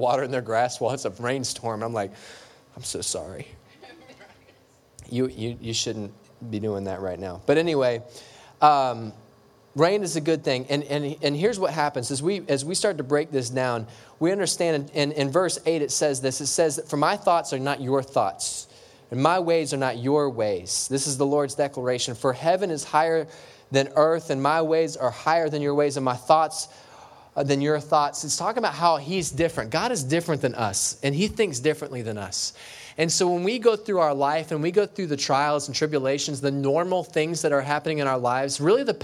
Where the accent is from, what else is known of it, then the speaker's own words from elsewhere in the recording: LaBelle, Florida, United States; I grew up in La Belle, Florida